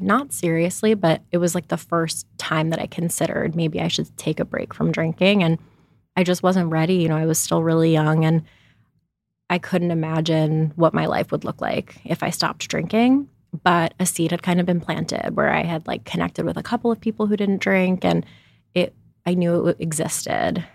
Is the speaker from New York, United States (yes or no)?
yes; New York City, New York, United States; moved away as an adult; now in Los Angeles, United States; I'm from New York City originally